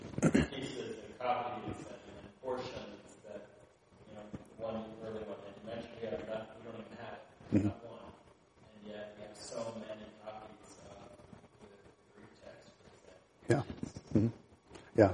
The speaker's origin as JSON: {"language": "English", "country": "United States", "said": "as an American"}